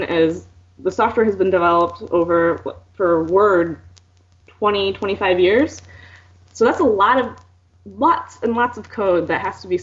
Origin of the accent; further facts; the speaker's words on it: Fort Wayne, Indiana, United States; moved away; return to my hometown of Fort Wayne in Indiana and work there